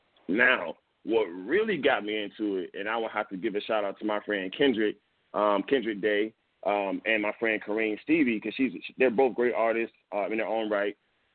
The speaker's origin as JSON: {"language": "English", "town": "Atlanta", "region": "Georgia", "country": "United States", "said": "So, like I said, I'm from Atlanta. You know what I mean? Like, let's not forget that."}